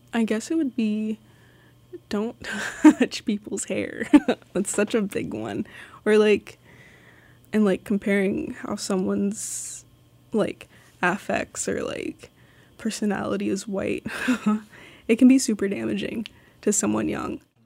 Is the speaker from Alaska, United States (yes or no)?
yes; Sitka, Alaska, United States; also born or lived in Los Angeles, California; I've lived in Sitka for, like, fourteen, fifteen years. Uh, I moved from Los Angeles when I was seven